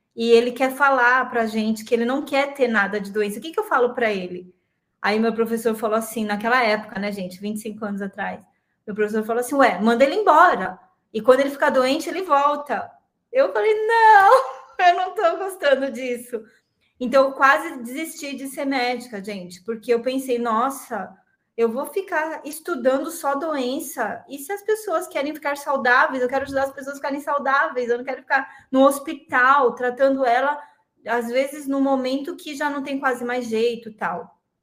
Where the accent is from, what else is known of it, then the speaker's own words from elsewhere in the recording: Santo André, São Paulo, Brazil; moved away as an adult; also born or lived in Florianópolis; sou de Santo André. Vi que tem muita gente de Santo André aqui de São Paulo, sou da ABC Paulista